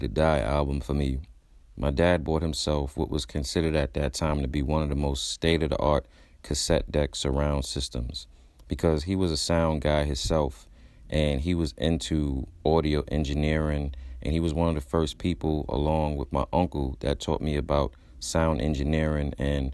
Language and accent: English; New York City, New York, United States; growing up in Brooklyn